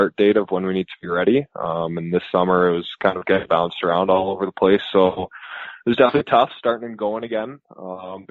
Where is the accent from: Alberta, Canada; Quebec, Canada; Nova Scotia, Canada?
Alberta, Canada; Fort McMurray; also born or lived in Hamilton, Ontario; I was born in Hamilton, Ontario, and then moved to Fort McMurray when I was about 3 or 4, and then lived there ever since